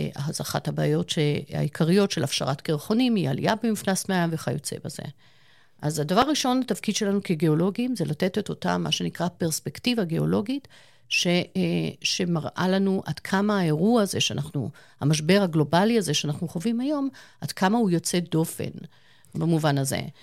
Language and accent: Hebrew; Eilat, Southern District, Israel; moved away; אני גדלתי בתקופה מסוימת בחיי, גרנו באילת.